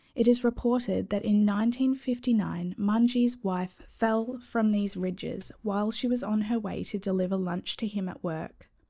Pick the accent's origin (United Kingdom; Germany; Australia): Australia; accent: Aussie; my awful Aussie accent